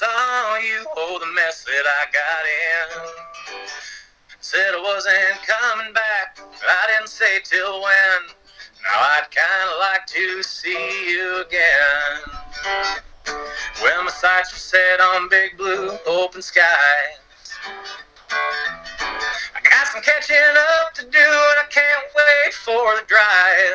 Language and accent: English; Minnesota, United States; I'm from Minnesota, I have, and you know, we border Canada.